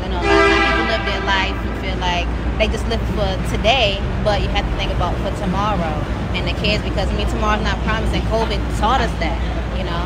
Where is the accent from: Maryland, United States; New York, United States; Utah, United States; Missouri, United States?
Maryland, United States; I'm from Maryland